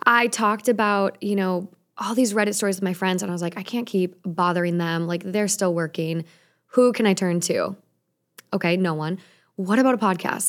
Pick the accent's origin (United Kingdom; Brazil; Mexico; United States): United States; Minnesota; now in Los Angeles, United States; I'm from Minnesota